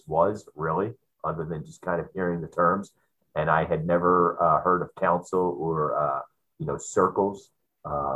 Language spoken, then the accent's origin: English; Philadelphia, Pennsylvania, United States; moved away as an adult; now in San Diego, United States; I grew up in Philadelphia, on the other side of our country, as an East Coast boy